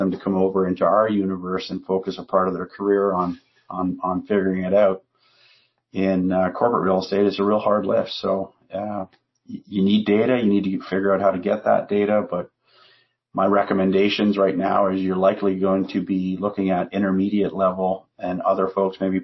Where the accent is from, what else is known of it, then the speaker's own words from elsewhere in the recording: Canada; we're Canadian